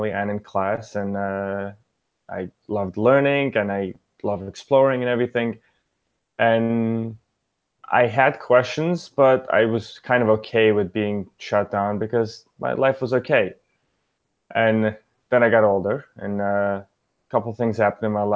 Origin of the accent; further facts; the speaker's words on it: New York City, New York, United States; English is a second language; I grew up in Brooklyn, New York.